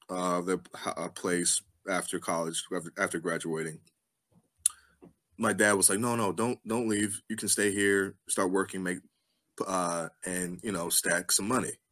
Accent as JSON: {"language": "English", "region": "Mid-Atlantic", "country": "United States", "said": "it was cold, um, and I'm from the Mid Atlantic, and even I was like, \"This is too cold for me. I have to get back home.\""}